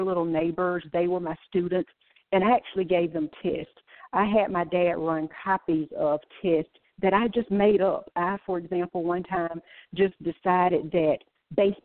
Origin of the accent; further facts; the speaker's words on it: Laurens, South Carolina, United States; I grew up in Lawrence, South Carolina